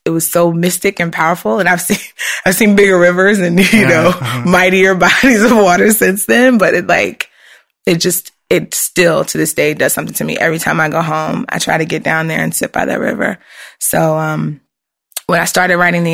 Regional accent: Richmond, Virginia, United States; moved away; I grew up in Richmond, which is like central Virginia.

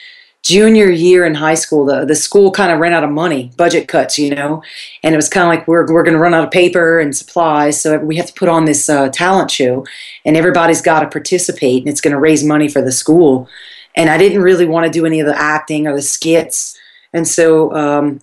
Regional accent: South Louisiana, United States; moved away as an adult; now in Los Angeles, United States; Growing up in South Louisiana

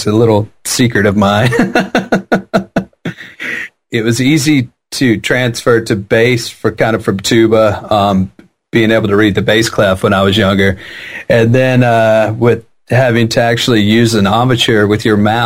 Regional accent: Jackson, Mississippi, United States; also born or lived in San Francisco Bay Area; now in San Francisco, United States; I grew up in Jackson, Mississippi

